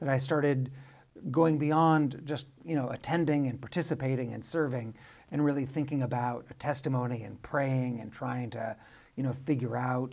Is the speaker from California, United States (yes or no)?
yes; Arcadia, California, United States; I grew up in Southern California, a suburb of Los Angeles called Arcadia.